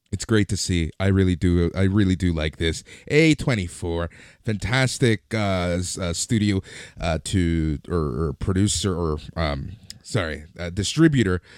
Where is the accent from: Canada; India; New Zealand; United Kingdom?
Canada; we're Canadian, we're based in Canada